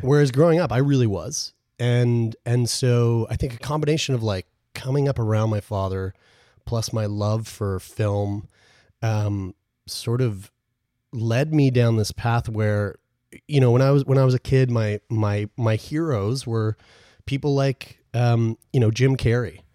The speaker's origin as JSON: {"language": "English", "region": "Newfoundland and Labrador", "country": "Canada", "said": "my whole family, we're all from Newfoundland"}